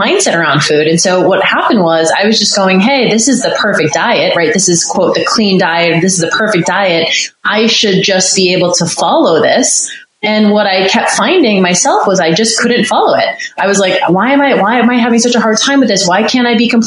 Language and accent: English; Boston, Massachusetts, United States; moved away as an adult; also born or lived in North Carolina; I grew up in Boston and actually went to North Carolina for school